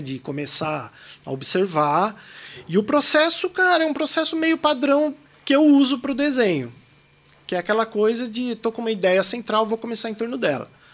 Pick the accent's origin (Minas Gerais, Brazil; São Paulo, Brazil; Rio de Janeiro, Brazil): São Paulo, Brazil; Mogi das Cruzes; accent: paulista; also born or lived in São Caetano do Sul; now in São Paulo, Brazil; sou nascido em São Caetano do Sul, fui, cresci a minha infância inteira em Mogi das Cruzes